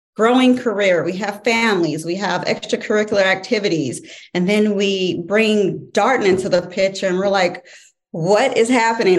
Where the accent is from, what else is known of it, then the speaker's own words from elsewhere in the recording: St. Louis, Missouri, United States; moved away as an adult; now in Virginia, United States; born and raised in St. Louis, Missouri. Uh, Virginia came became home in 2012.